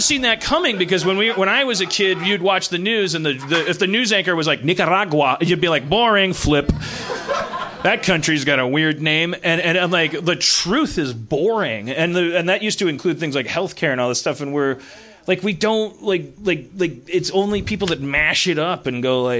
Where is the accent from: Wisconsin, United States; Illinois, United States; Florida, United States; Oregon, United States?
Wisconsin, United States; Milwaukee; growing up in Milwaukee